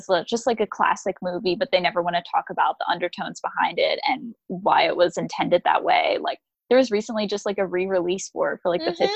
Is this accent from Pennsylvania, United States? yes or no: yes; Philadelphia, Pennsylvania, United States; I'm from Philadelphia.